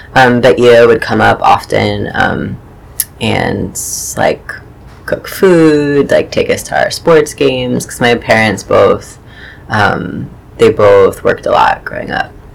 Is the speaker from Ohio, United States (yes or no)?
yes; Chagrin Falls, Ohio, United States; moved away as an adult; now in New York, United States; grew up in um, in a small suburb of Cleveland, Ohio, um, called Chagrin Falls